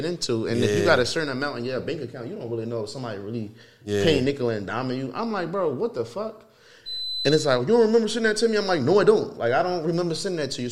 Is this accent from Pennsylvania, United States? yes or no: yes; Philadelphia, Pennsylvania, United States; I come from North Philly